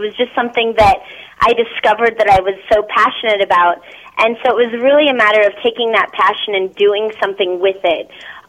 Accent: Philippines; born there; And me, I was adopted. I was born in the Philippines, and so I kind of play off of that being adopted.

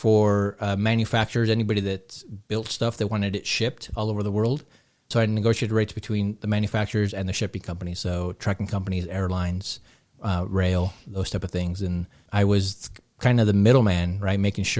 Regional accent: Long Beach, California, United States; moved away as an adult; now in Southern Utah, United States; No, so I'm originally from Southern California, from Long Beach area. Okay. Grew up there, right? I was about almost 30 by the time we moved to Southern Utah.

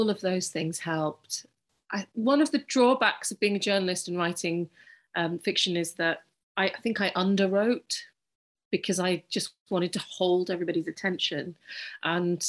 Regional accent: United Kingdom; I'm British Pakistani

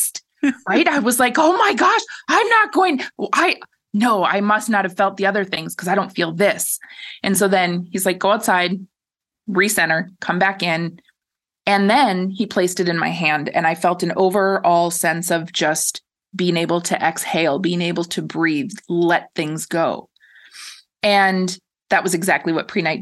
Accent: Minnesota, United States; moved away; I'm originally from Minnesota. I grew up a rock hound

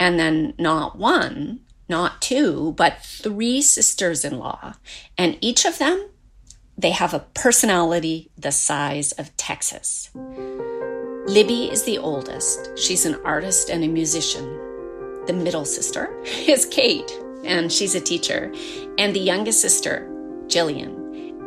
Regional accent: Seaside, Nova Scotia, Canada; I was born and raised in Seaside, Nova Scotia.

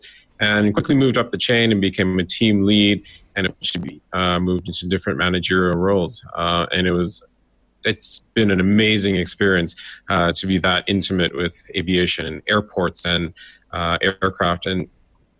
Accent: Northwest Territories and Alberta, Canada; moved away as an adult; also born or lived in Edmonton, Canada; now in Vancouver, Canada; I grew up in the Northwest Territories in Alberta

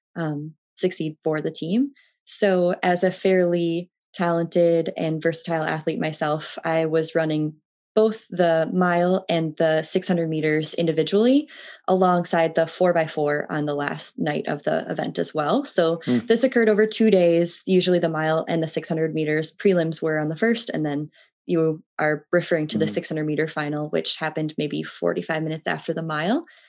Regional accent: Twin Cities, Minnesota, United States; I grew up in the Twin Cities of Minnesota, just south of Minneapolis and St. Paul

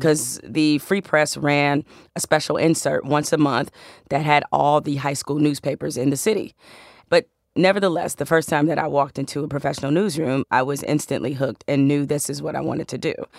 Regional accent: Detroit, Michigan, United States; I'm from Detroit, so I'm a huge Tigers fan

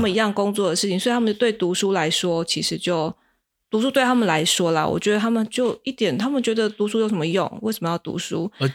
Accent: Kaohsiung, Taiwan; moved away as an adult; now in Tainan, Taiwan; 像我是高雄人，像我们高雄以前就会

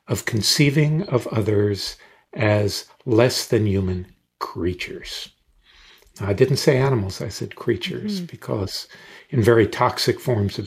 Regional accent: Deep South, United States; moved away; I grew up in the Deep South in the 50s and 60s, where raw racism was all around me

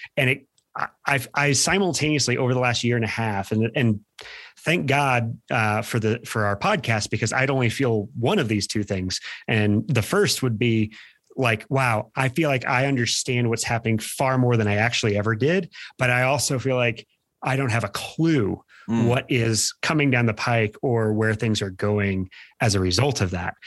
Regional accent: Midwest, United States; now in Boulder County, United States; We're from the Midwest

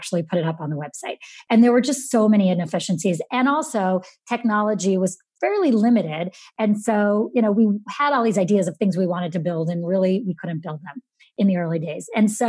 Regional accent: Syracuse, New York, United States; I grew up in Syracuse, New York

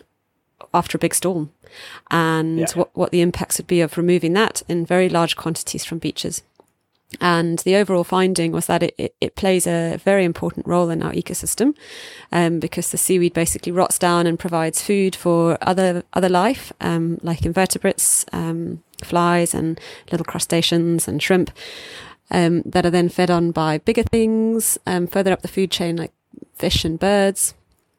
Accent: South Africa; moved away as an adult; also born or lived in Oban, Scotland; now in Isle of Skye, United Kingdom; I grew up in South Africa and did my undergraduate and honours and master's degree over there. Then I moved to Oban on the west coast of Scotland

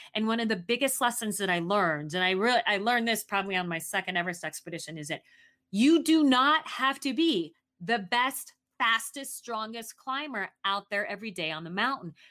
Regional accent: Arizona, United States; moved away; also born or lived in Southeast Asia; I grew up in Arizona

